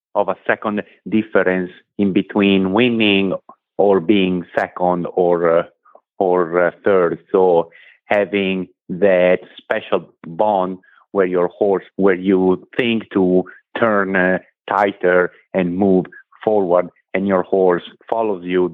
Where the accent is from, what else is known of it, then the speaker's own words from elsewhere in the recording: Italy; moved away as an adult; now in United States; I come from Italy. I am 41. I moved in this country 10 years ago